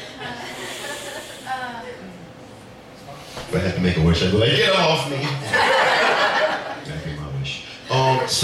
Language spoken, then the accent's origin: English; New Orleans, Louisiana, United States; I am originally from New Orleans, Louisiana